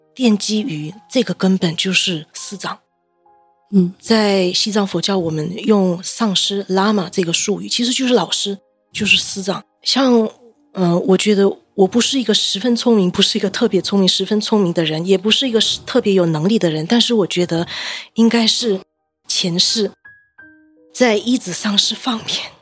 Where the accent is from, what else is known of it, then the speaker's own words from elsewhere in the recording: Malaysia; 我人回到马来西亚，我是马来西亚人，回到马来西亚